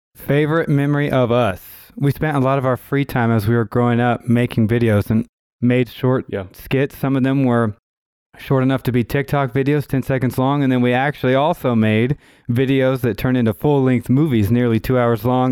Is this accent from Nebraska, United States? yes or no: no; Tulsa, Oklahoma, United States; I am also from Tulsa, Oklahoma